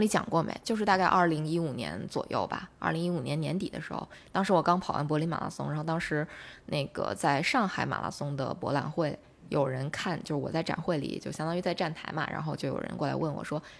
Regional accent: China; 是我们中国人

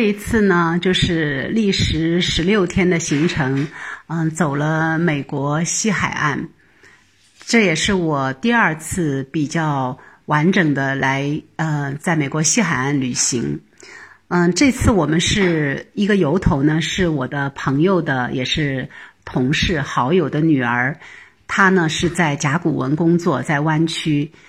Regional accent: Shenzhen, Guangdong, China; Hello，大家好，嗯， … 我是来自深圳的新移民。

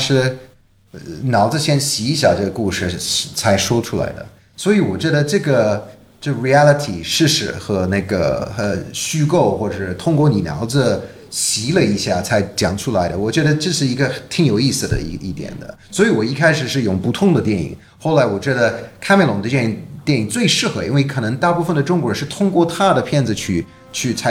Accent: United Kingdom; Chinese is a second language; 我当然我是英国人嘛，我从小就知道泰坦尼克号

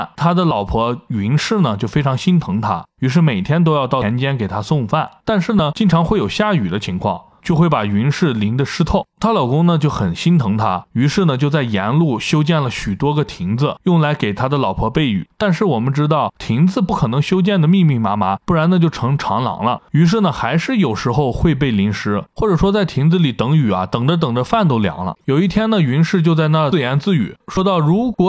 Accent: China; 伞最早是由我们中国人发明的，

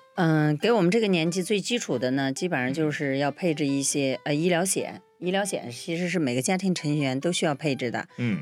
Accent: China; 在我们中国人的传统里面认为这是不吉利的事儿

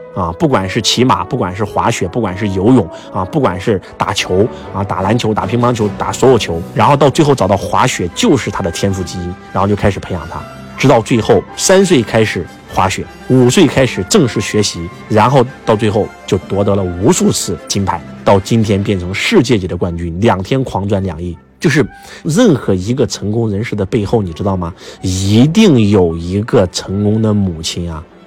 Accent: China; 作为一个中国人

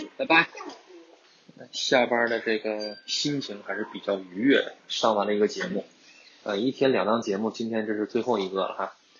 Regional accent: northern China, China; moved away as an adult; now in Guangdong, China; 本身我也是北方人

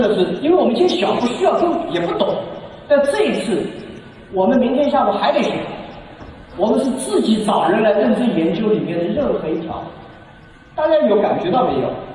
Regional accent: China; 我们中国人学习的能力，包容的能力

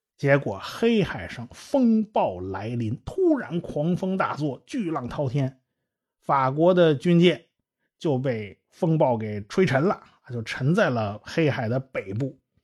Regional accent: China; 我们中国人

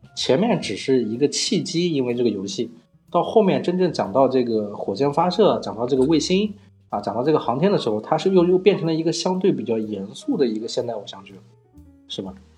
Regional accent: Hefei, Anhui, China; 杨洋跟我都是合肥人，有一点老乡的一些情怀

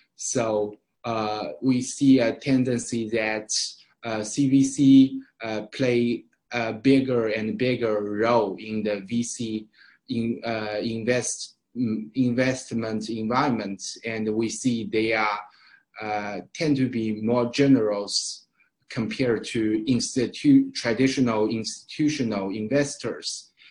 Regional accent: Shanghai, China; also born or lived in Chicago, Illinois; I'm Shanghai local

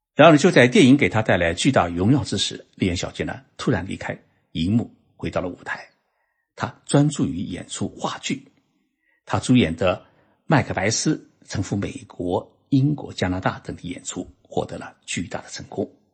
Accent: Zhoushan, Zhejiang, China; moved away as an adult; now in Japan; 在我老家舟山啊，当时女人们还梳小辫子

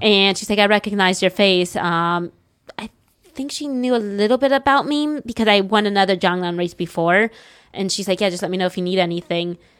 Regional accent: United States; now in China; I'm an American. I'm still a young American.

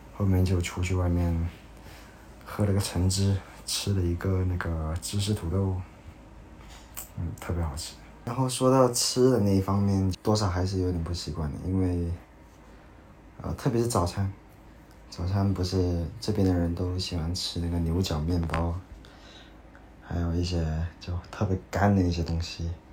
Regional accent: China; 他们也会问你你是哪里的，然后。就跟他回答，然后他们说啊，Chinese，

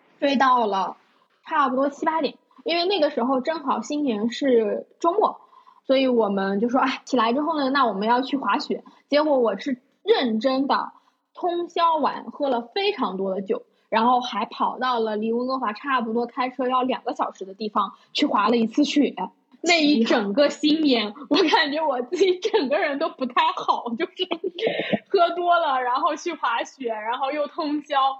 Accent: Zhejiang, China; moved away as an adult; 我家是浙江的，然后浙江的冬天真的很冷

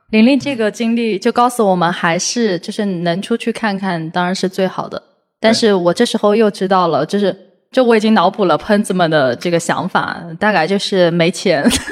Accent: Hangzhou, Zhejiang, China; moved away as an adult; also born or lived in Beijing / Tokyo / Shanghai; 我是出生在杭州，然后我的教育资源其实也很好

